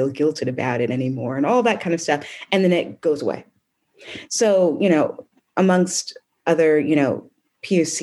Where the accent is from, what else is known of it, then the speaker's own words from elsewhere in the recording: United States; moved away as an adult; also born or lived in United Kingdom; I'm from America